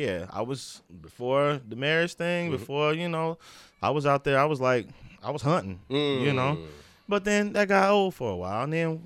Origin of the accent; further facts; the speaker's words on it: Indiana, United States; moved away as an adult; So, born and raised in Indiana.